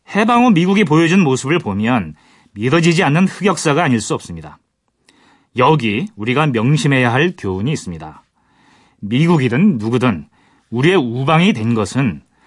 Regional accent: Gangwon, South Korea; 제가 고향이 강원도인데 사실은 이제 이쪽 저그 영서 쪽에 있어가지고

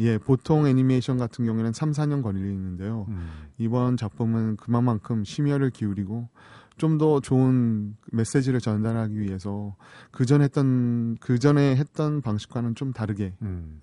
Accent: South Korea; now in United States; 한국 사람이기 때문에

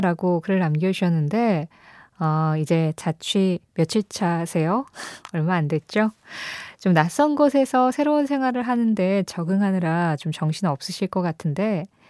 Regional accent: Seoul, South Korea; 저는 서울에서 태어났고 수도권에서 계속 자랐거든요. 지금은 또 서울에 살고 있고.

